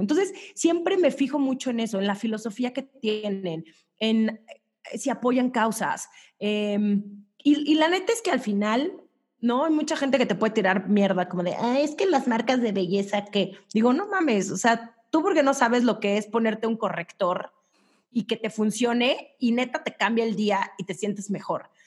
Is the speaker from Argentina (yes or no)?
no; Mexico; also born or lived in New York; las mexicanas traemos culpas